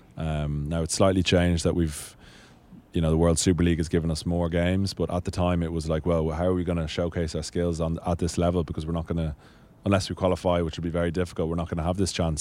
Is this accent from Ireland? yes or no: yes; Dublin, Leinster, Ireland; also born or lived in Marlow, England; where I grew up in Sandymount in, in Dublin